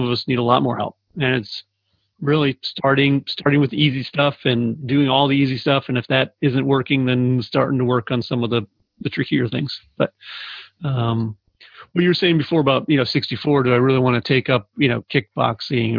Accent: Arizona, United States; moved away as an adult; also born or lived in Phoenix; now in Saratoga Springs, United States; I grew up in Arizona, and that's where I consider home.

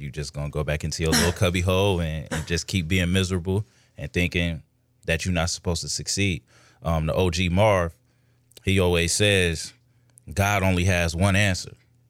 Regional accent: Ohio, United States; I'm from Ohio.

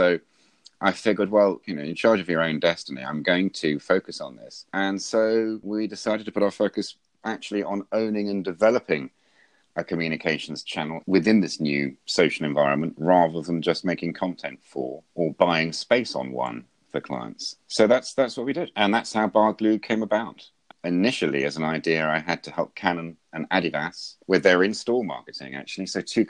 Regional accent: Wellesbourne, West Midlands, United Kingdom; a little village where I grew up just outside Stratford-on-Avon

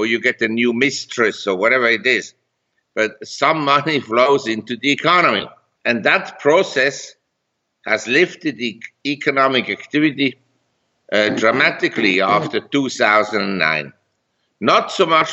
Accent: Zurich, Switzerland; moved away as an adult; also born or lived in Geneva, Switzerland / London, United Kingdom / New York, United States / Hong Kong; now in Chiang Mai, Thailand; I grew up in Geneva and Zurich, and I went to school in Zurich

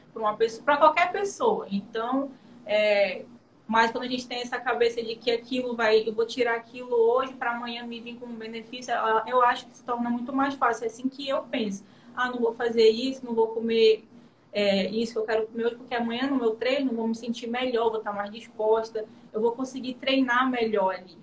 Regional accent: interior of Amazonas, Brazil; moved away as an adult; also born or lived in Manaus; eu sou do interior de Manaus, eu fui para Manaus fazer faculdade

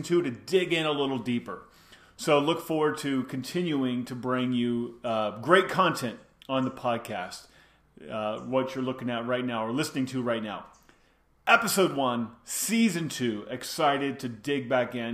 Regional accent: Indiana, United States; also born or lived in California; now in Guatemala; I grew up in Indiana where that's just the culture

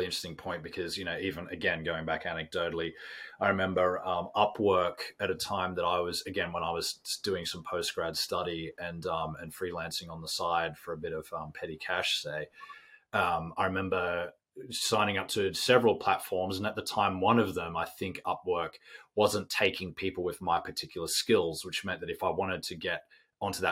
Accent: Australia; I'm Australian.

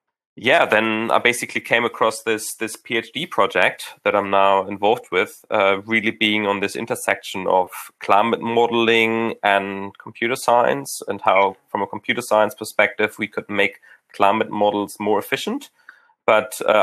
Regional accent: Hamburg, Germany; moved away; I grew up in Hamburg

